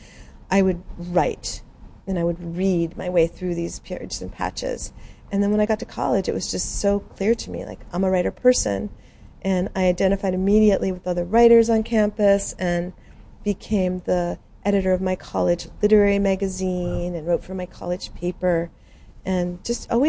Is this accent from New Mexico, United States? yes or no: yes; Albuquerque, New Mexico, United States; moved away as an adult; I'm from Albuquerque